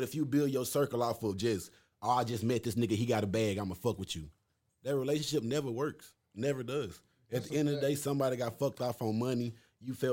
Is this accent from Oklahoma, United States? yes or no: no; Arlington, Texas, United States; also born or lived in Marshall, Texas; When I came from Marshall and moved up here